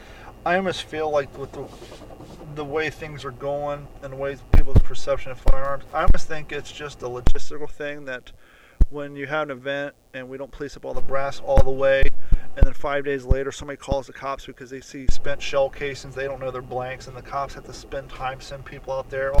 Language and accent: English; Ohio, United States; Growing up in Ohio